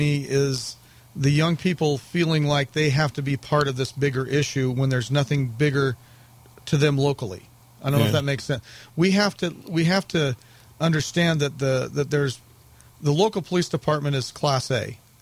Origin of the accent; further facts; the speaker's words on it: St. George, Utah, United States; I grew up here in St. George